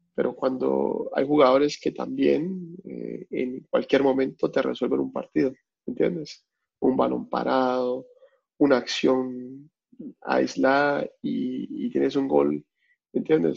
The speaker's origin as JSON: {"language": "Spanish", "country": "Colombia", "moved": "yes", "lives_now": "Melbourne, Australia", "said": "uno como colombiano"}